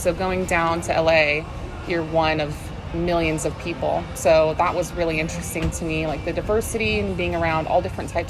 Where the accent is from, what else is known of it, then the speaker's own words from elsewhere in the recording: Salem, Oregon, United States; also born or lived in Los Angeles; now in Portland, United States; born and raised in Salem.